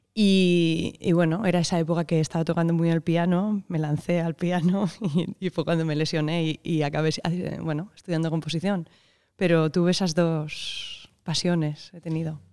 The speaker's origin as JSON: {"language": "Spanish", "town": "Barcelona", "region": "Catalonia", "country": "Spain", "tie": "born or raised there", "said": "nací en Barcelona en, el 84"}